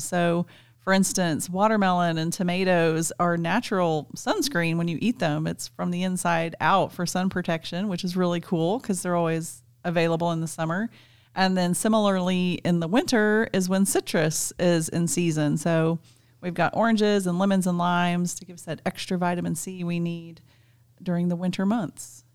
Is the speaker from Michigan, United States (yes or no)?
no; South Central Kansas, United States; As a kid, I grew up in South Central Kansas, r, very rural, very remote.